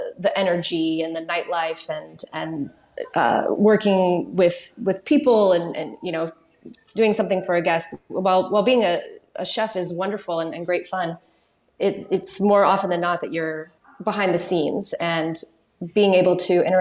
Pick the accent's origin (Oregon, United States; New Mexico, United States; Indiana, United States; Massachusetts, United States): New Mexico, United States; moved away as an adult; also born or lived in New York; now in London, United Kingdom; I'm from New Mexico originally, in the southwest of the U.S., and went to New York when I was 23